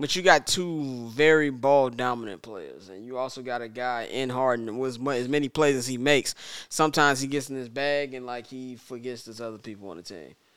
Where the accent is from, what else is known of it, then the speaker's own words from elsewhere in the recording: Midwest, United States; I'm from the Midwest